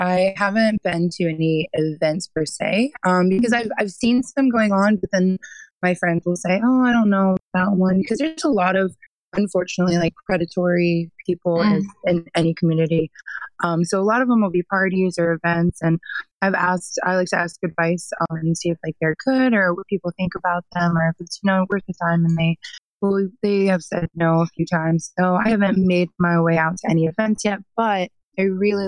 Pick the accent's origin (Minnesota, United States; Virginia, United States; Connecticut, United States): Virginia, United States; Richmond; I'm from Richmond, Virginia